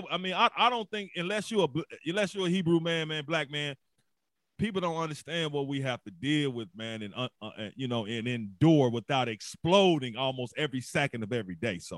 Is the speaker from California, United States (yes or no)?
no; Memphis, Tennessee, United States; See, and the thing, I'm from Memphis, born and raised, been seeing Coach Rogers for years